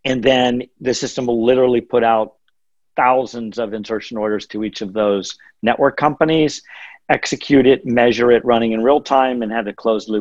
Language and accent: English; the mountains of Western Pennsylvania, United States; born or raised there